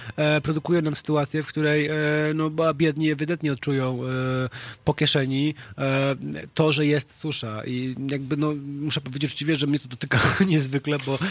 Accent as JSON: {"language": "Polish", "town": "Wrocław", "region": "Lower Silesian Voivodeship", "country": "Poland", "moved": "as an adult", "lives_now": "Warsaw, Poland", "said": "pochodzę z Wrocławia"}